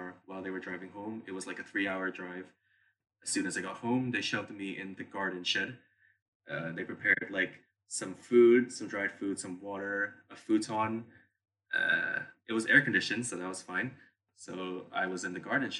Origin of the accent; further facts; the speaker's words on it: Si Racha, Chonburi, Thailand; moved away as an adult; also born or lived in Edinburgh; I come from Thailand, and I come from a small coastal town called Sirachap